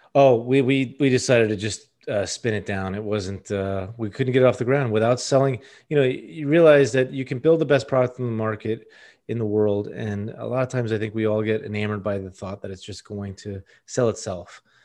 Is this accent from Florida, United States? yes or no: yes; Miami, Florida, United States; From Miami, born at Mercy Hospital